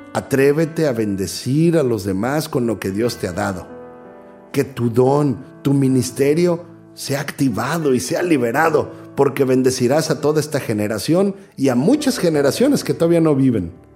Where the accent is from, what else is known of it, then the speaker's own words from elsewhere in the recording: Mexico; moved away; soy mexicano